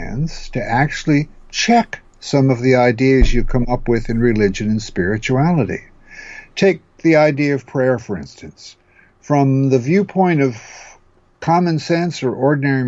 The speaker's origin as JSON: {"language": "English", "region": "New Jersey", "country": "United States", "tie": "born or raised there", "moved": "yes", "lives_now": "California, United States", "said": "I was raised as a Lutheran as a child back in New Jersey"}